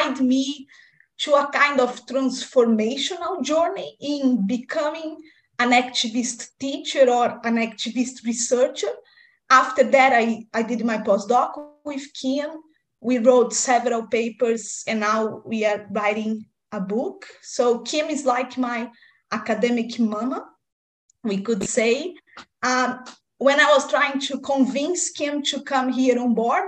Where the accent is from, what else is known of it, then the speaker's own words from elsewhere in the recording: Brazil; now in Australia; I'm originally from Brazil, but now working at Victoria University, Australia.